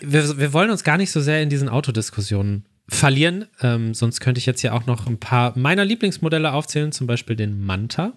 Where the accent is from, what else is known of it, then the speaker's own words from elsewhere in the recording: Ruhr area, North Rhine-Westphalia, Germany; ich komme ja auch nicht aus Bremerhaven, sondern ich komme aus dem Ruhrgebiet